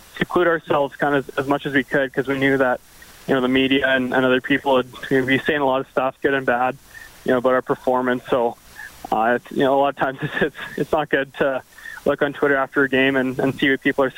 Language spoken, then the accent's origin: English; Canada; growing up in Kalahoo